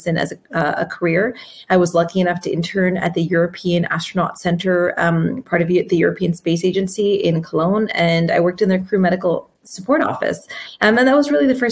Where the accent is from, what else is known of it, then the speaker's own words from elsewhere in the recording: Canada; I was growing up in Canada